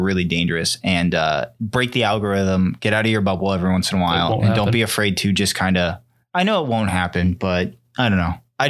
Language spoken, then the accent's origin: English; United States; I'm American.